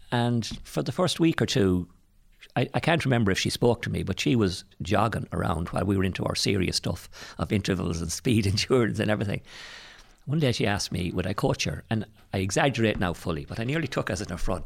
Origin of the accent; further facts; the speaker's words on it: Tuam, Connacht, Ireland; I'm from Tuam. I went to the Christian Brothers in Tuam